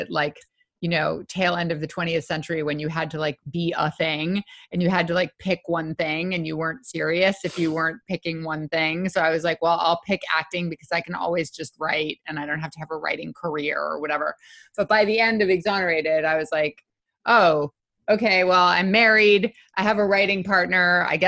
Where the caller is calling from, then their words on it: New York, United States; also born or lived in Brooklyn, United States; We're currently upstate in the Hudson Valley. My folks have a house up here that we have been crashing at for a couple of months.